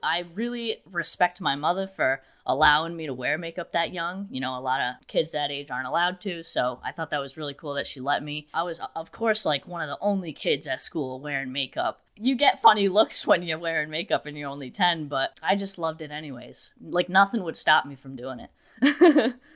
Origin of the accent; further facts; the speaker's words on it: New Bedford, Massachusetts, United States; I'm actually from an area called New Bedford